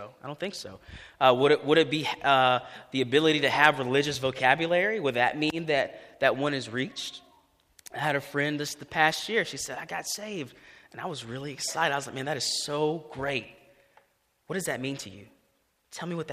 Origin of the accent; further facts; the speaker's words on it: Greenville, United States; I grew up here in Greenville